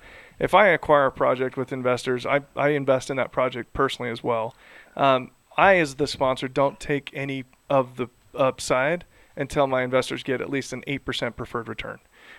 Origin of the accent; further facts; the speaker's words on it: Idaho, United States; Yeah, in Salt Lake City, or I'm from Idaho.